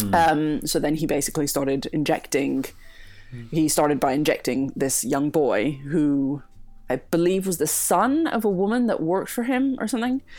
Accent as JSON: {"language": "English", "country": "Greece", "moved": "yes", "said": "I was from Greece"}